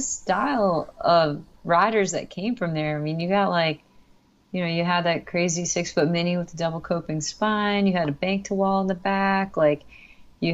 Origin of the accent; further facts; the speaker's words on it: New York, United States; I came from New York and it's like really urban, and even suburbia out there is just there's more people